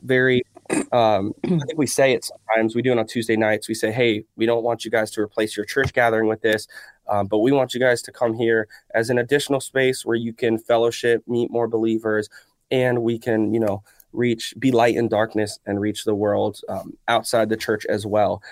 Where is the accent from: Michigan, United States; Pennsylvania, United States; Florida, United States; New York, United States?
Florida, United States; Miami; we grew up in Miami